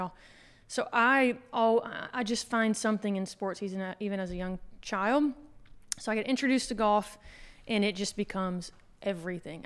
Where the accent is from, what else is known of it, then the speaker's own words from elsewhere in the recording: Anniston, Alabama, United States; moved away as an adult; now in Fort Lauderdale, United States; I grew up in Anniston, okay. so not too far from here